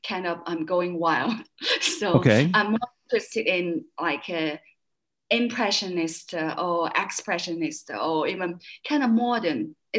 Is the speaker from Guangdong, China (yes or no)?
no; Tianjin, China; English is a second language; moved away as an adult; also born or lived in Beijing / England / California / Dessau, Germany; In my city, in my hometown, it's Tianjin. It's a big city. It's only mm-hmm. 120 kilometers away from Peking. So it's like a seaport city.